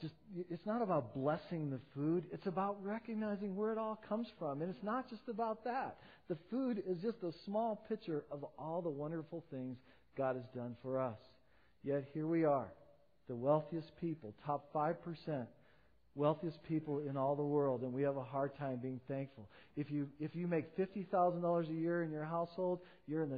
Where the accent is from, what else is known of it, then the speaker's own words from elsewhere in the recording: United States; being an American